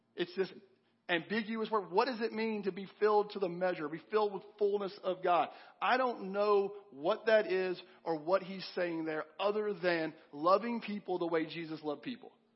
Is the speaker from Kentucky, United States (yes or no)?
yes; Kentucky, United States; moved away; I'm from Kentucky originally, and I was home a few months ago visiting my parents, and I asked one of these guys I grew up going to church